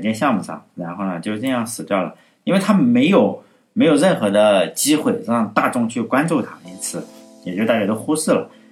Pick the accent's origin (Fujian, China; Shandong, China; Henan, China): Shandong, China; 我是山东人，老家山东